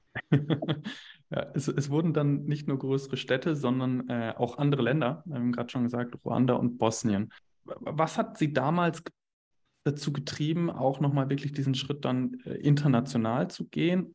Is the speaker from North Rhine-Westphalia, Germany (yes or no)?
yes; near Bielefeld, North Rhine-Westphalia, Germany; Ich bin in der Nähe aufgewachsen, Nähe Bielefeld